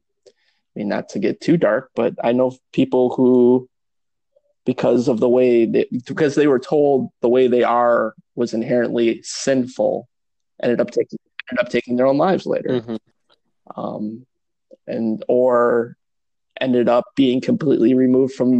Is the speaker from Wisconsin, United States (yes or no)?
yes; Milwaukee, Wisconsin, United States; I grew up in Milwaukee